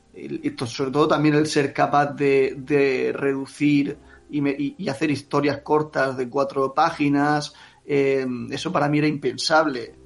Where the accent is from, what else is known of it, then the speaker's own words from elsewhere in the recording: Jacarilla, Valencian Community, Spain; Yo eh, nací en Jacarilla, he vivido hasta la adolescencia, bueno, hasta la que me fui a la universidad, he vivido siempre allí en Jacarilla